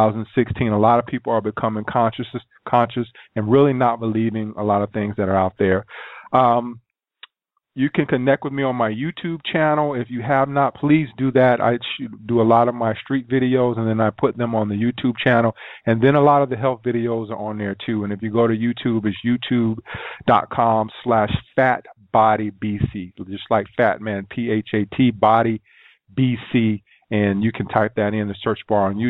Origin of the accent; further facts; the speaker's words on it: South Carolina, United States; growing up in South Carolina